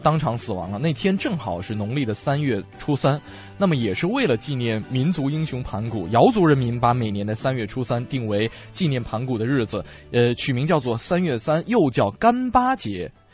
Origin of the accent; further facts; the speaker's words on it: northern China, China; 就作为北方人来讲哈